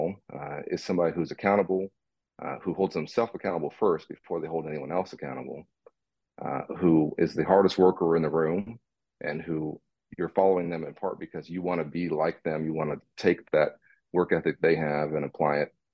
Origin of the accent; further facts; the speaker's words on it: Dallas, Texas, United States; I'm a Dallas kid, born and raised in Dallas